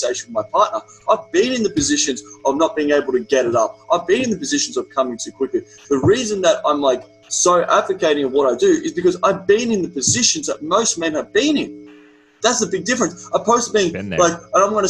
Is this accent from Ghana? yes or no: no; Australia; accent: Australian; my Australian accent